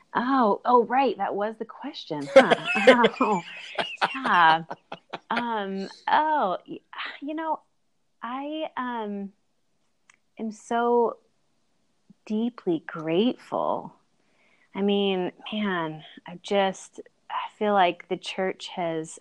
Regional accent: Bakersfield, California, United States; moved away as an adult; also born or lived in Kansas / Chicago, Illinois; now in Nashville, United States; Bakersfield is my hometown

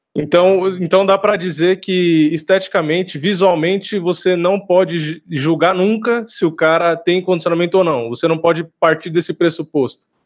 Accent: São Paulo, Brazil; sou daqui de São Paulo.

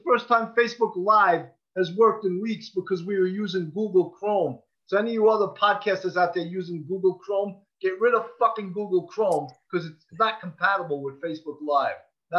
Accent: Levittown, New York, United States; I grew up in Levittown.

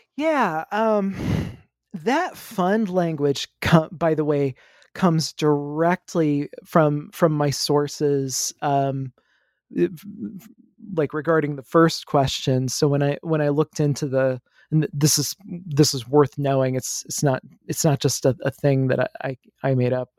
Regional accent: Midwest, United States; also born or lived in the South; I grew up in the Midwest. Uh, I, I lived here for most of my life, uh, except for about five years in the South

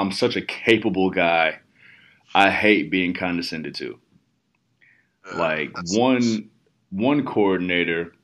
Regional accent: Midwest, United States; I'm from the Midwest

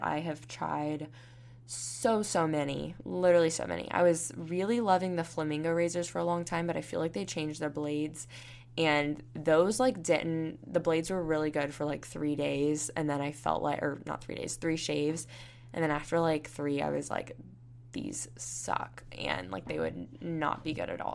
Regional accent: Panama City Beach, Florida, United States; now in Tuscaloosa, United States; I'm from Panama City Beach, Florida, and I'm going to be moving to Houston, Texas soon

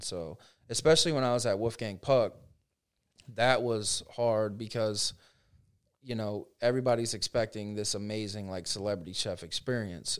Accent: Frostburg, Maryland, United States; moved away as an adult; also born or lived in Ohio; now in Orlando, United States; I grew up in Frostburg, so very small town

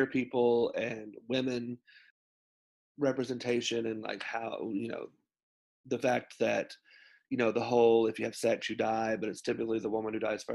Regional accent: Arkansas, United States; I grew up in the South in Arkansas, right smack dab in the middle of the Bible Belt

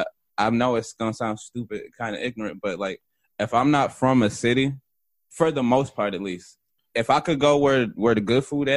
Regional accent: New York, United States

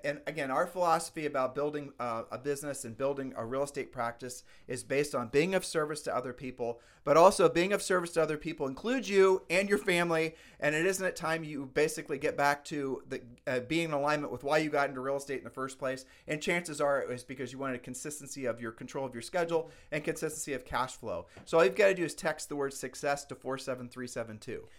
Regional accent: Ohio, United States; We're from Ohio

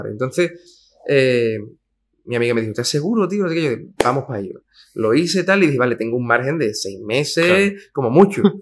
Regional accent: Cádiz, Andalusia, Spain; Allí en Cádiz, buenos días con la cara que tiene, ¿no?

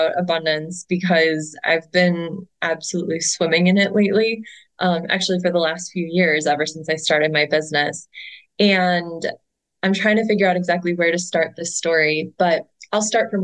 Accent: Cleveland, Ohio, United States; my hometown of Cleveland, Ohio

